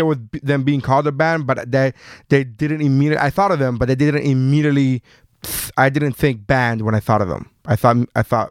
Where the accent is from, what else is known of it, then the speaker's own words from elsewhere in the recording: Miami, Florida, United States; we're from Miami